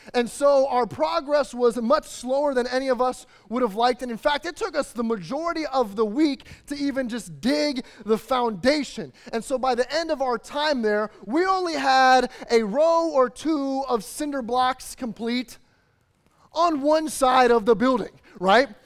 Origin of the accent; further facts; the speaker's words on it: Chicago, Illinois, United States; moved away; I was growing up in the Chicagoland area